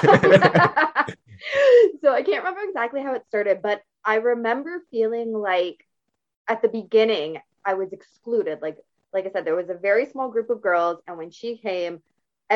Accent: St. Catharines, Ontario, Canada; I grew up in St. Catharines, Ontario, in Canada. I live in the same region, just not quite the same city

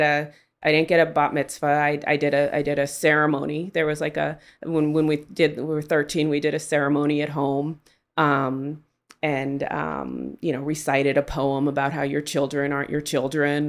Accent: Oakland, California, United States; I grew up in Oakland in the nineties

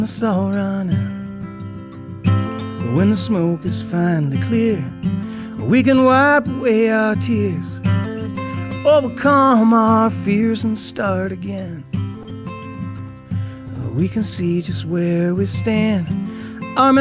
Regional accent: Tupelo, Mississippi, United States; now in Ogden, United States; I'm from Tupelo, Mississippi

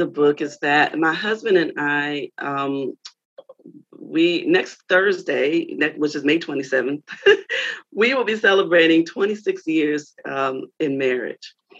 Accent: Baltimore, Maryland, United States; moved away as an adult; also born or lived in North Carolina; now in Philadelphia, United States; I'm from Baltimore originally.

